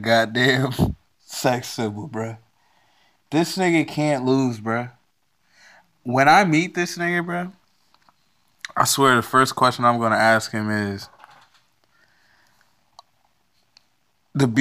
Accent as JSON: {"language": "English", "region": "Virginia", "country": "United States", "said": "I'm from Virginia"}